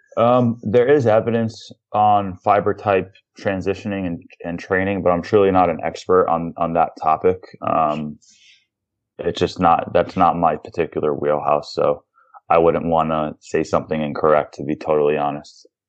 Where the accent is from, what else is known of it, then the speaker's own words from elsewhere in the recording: New York, United States; I'm a New Yorker. I'm from New York